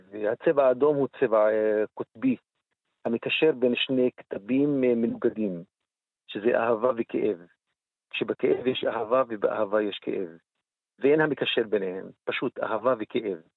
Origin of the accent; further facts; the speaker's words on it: Israel; אני גם פה וגם שם מדבר על עצמי, גם כפלסטיני וגם כערבי ישראלי וגם כה, יש פה מורכביות של הזהות